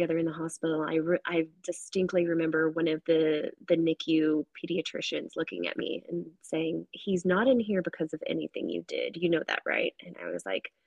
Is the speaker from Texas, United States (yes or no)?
yes; Houston, Texas, United States; I grew up in Houston.